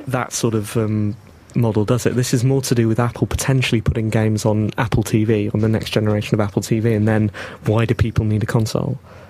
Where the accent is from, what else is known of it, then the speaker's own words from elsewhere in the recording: England, United Kingdom; we're English